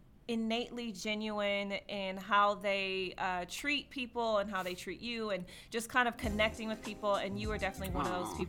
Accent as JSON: {"language": "English", "town": "Detroit", "region": "Michigan", "country": "United States", "also_born_or_lived": "Chicago", "moved": "as an adult", "lives_now": "Los Angeles, United States", "said": "I'm not from LA. I'm from Detroit. I went to school in Chicago, all these things, Midwest girl."}